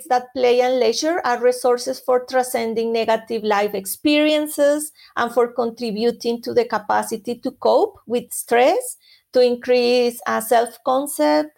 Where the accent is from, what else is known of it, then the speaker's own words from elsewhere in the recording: Colombia; moved away; I am from Colombia originally, and in Colombia, music and dancing are important elements of culture. So as a Colombian